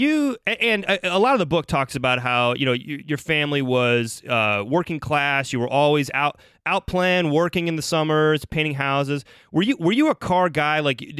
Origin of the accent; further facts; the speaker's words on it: Ohio, United States; Now, I'm from Ohio. Youngstown doesn't strike me as, I mean, country's around